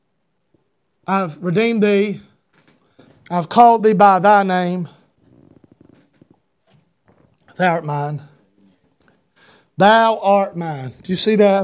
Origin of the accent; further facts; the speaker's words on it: Talmo, Georgia, United States; as a boy, we lived in a mobile home out in the middle of a community called Talmo, Georgia.